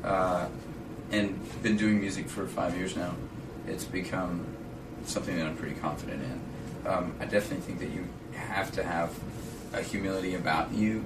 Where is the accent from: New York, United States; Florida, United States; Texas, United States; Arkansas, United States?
Arkansas, United States; I'm from Arkansas